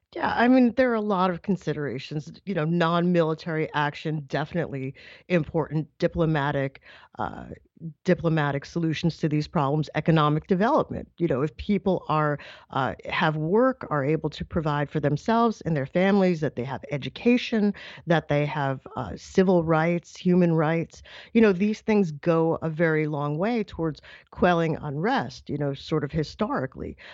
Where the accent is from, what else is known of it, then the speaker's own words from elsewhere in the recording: New York, United States; I am a New Yorker